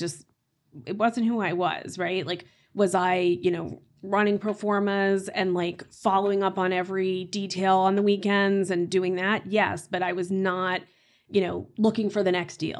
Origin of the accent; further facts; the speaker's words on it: Tulsa, Oklahoma, United States; moved away as an adult; now in Boston, United States; I grew up in Tulsa, Oklahoma